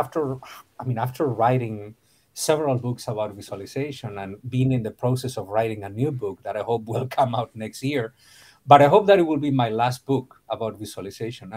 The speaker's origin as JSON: {"language": "English", "town": "A Coruña", "region": "Galicia", "country": "Spain", "tie": "born or raised there", "also_born_or_lived": "Madrid / Chapel Hill, North Carolina / Brazil", "second_language": "English", "moved": "as an adult", "lives_now": "Miami, United States", "said": "I was born in Spain, northwestern Spain. So I am a Galician. Okay. I was born in Galicia, in La Coruña."}